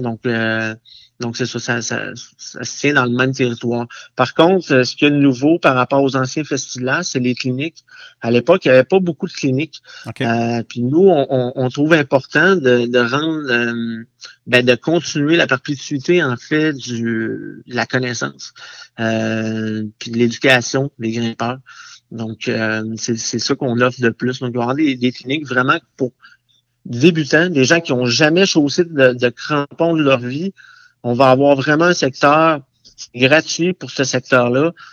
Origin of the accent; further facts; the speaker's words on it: Pont-Rouge, Quebec, Canada; je suis natif de Pont-Rouge